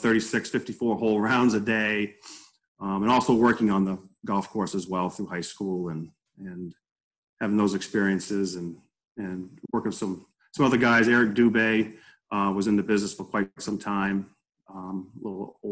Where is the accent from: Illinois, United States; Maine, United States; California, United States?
Maine, United States; Guilford; moved away as an adult; also born or lived in Orlando; growing up in Guilford, there were three mills at the time